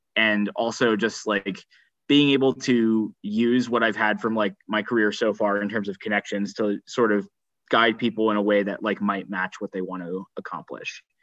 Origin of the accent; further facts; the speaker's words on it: New Jersey, United States; moved away as an adult; also born or lived in California; now in Princeton, United States; I'm from New Jersey originally, so I'm happy to be back